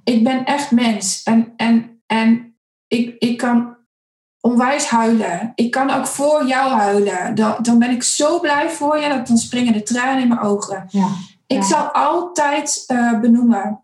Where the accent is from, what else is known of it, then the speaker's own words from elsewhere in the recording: Zutphen, Gelderland, Netherlands; also born or lived in Winterswijk; ik kom uit Winterswijk. Ik, daar ben ik geboren, ik ben er niet opgegroeid. Uh, ik ben opgegroeid in Zutphen